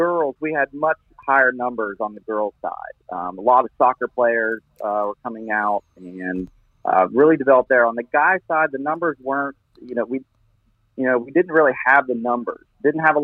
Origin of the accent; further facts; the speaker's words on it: Wheeling, West Virginia, United States; now in Hendersonville, United States; I grew up in Wheeling, West Virginia, up in the Northern Panhandle.